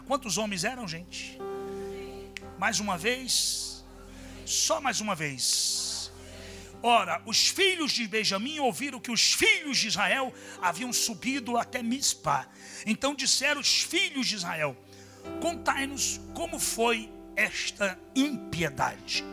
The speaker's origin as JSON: {"language": "Portuguese", "region": "Paraíba", "country": "Brazil", "said": "Eu sou é da Paraíba"}